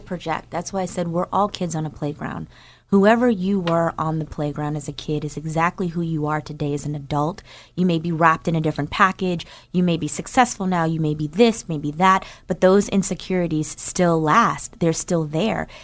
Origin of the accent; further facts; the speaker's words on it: Newark, New Jersey, United States; moved away; I'm from New Jer, from Newark, New Jersey